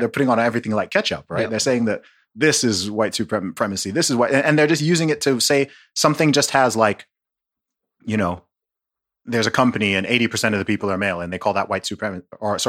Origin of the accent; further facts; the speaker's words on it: Nigeria; Okay, I'm from Nigeria.